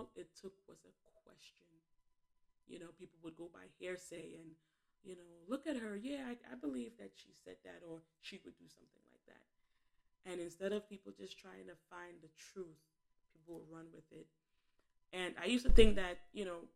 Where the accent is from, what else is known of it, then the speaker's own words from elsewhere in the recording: New York City, New York, United States; I was born and raised in Bed-Stuy in Flatbush, Brooklyn